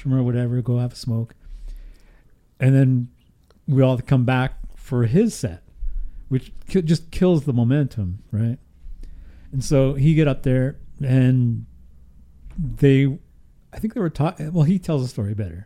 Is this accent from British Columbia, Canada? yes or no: yes; Houston, British Columbia, Canada; moved away; Houston, which is my hometown.